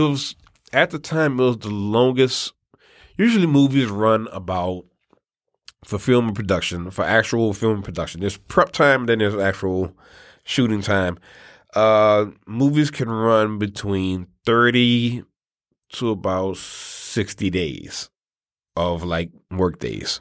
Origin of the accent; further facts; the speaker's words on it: New Orleans, Louisiana, United States; we're also from New Orleans